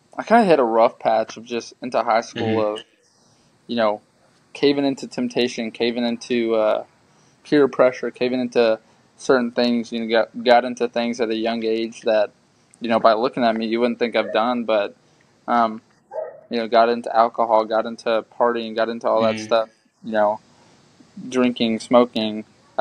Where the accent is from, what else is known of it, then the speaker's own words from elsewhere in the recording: Greenwood, Arkansas, United States; Born and raised in the Greenwood of Arkansas